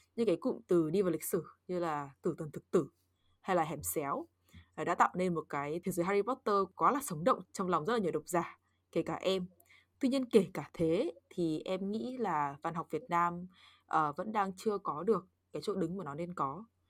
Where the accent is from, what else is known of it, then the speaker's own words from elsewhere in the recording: Northern Vietnam, Vietnam; accent: Northern; first language Vietnamese; moved away; dân Bắc Kỳ nên em chỉ có nói được mỗi giọng Bắc